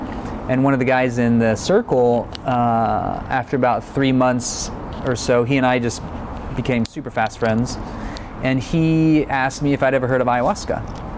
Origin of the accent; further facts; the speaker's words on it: Texas, United States; growing up in South Texas, especially being a child of the war on drugs era